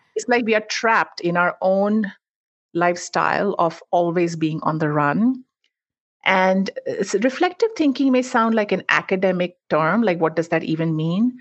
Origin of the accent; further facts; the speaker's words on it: India; moved away as an adult; now in United States; I'm actually originally from India. That's where I grew up, and I moved to the U S for grad school, decided to stay on.